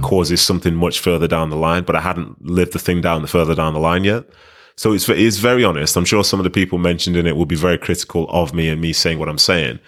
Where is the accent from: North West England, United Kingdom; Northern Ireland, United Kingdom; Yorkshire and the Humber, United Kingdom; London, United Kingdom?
North West England, United Kingdom; Manchester; born or raised there; also born or lived in Nigeria